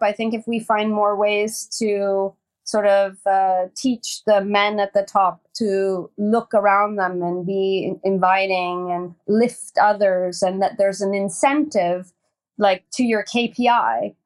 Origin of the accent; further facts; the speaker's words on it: Hamilton, Ontario, Canada; moved away as an adult; also born or lived in Sweden; now in Stockholm, Sweden; I was born in a place called Dundas, Ontario. Well, Hamilton, Ontario, steel town